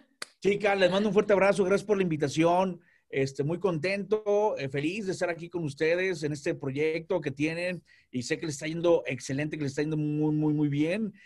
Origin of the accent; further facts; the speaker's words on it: Tampico, Tamaulipas, Mexico; soy de Tampico.